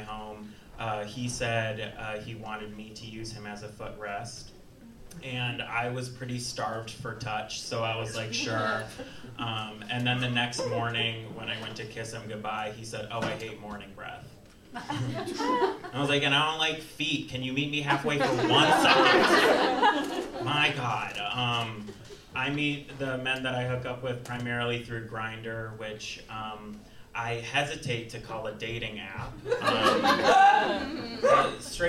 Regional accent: Waukesha, Wisconsin, United States; my hometown of Waukesha, Wisconsin

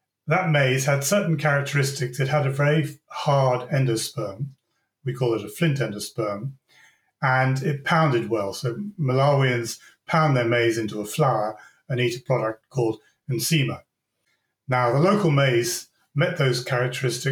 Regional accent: Devon, South West England, United Kingdom; I was born and brought up in Devon in the United Kingdom.

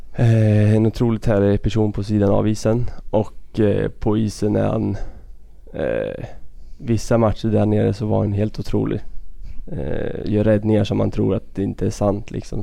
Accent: Örebro County, Sweden; Vi bor i en liten by tre mil därifrån. Det var där jag växte upp

